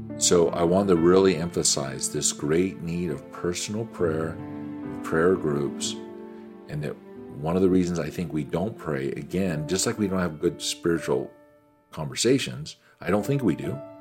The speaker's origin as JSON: {"language": "English", "country": "United States", "said": "an American businessman"}